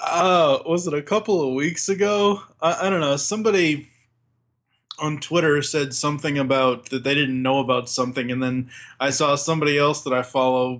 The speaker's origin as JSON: {"language": "English", "region": "Massachusetts", "country": "United States", "tie": "born or raised there", "said": "growing up in Massachusetts, baseball is in my blood, being a Boston Red Sox fan"}